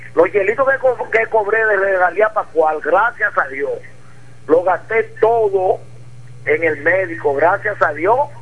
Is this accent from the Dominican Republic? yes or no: yes; Dominican Republic; now in La Romana, Dominican Republic; tuve mi infancia mm. hasta los 16 años en un batecito que le decían el 5 del Cuyá